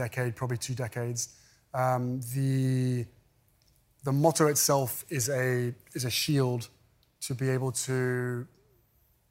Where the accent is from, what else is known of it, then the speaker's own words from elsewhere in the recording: United Kingdom; moved away as an adult; now in California, United States; We fled my home country. We moved to California